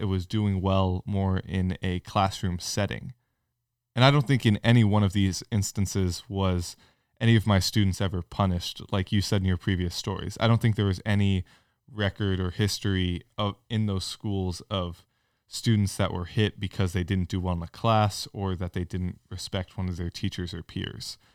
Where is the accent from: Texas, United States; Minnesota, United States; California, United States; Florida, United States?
California, United States; now in Franklin, Tennessee, United States; I grew up in California and went to both public and private schools